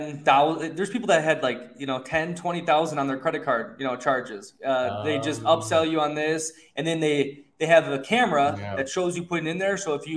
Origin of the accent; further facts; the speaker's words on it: Minnesota, United States; moved away; I grew up in Minnesota. I grew up in the tundra, right?